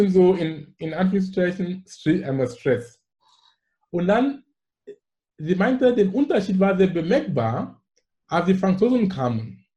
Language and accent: German; Anglophone Cameroon, Cameroon; German is a second language; Und wo ich komme aus dem Besatzungsgebiet, wo die Engländer waren. Das heißt, ich bin mit Englisch aufgewachsen und alles in die Schule.